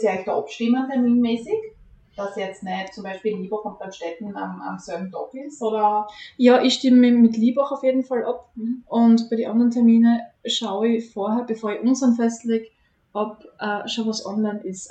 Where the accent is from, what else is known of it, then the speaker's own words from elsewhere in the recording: Hartberg, Styria, Austria; moved away as an adult; now in Premstätten, Austria; Ich bin in Hartberg aufgewachsen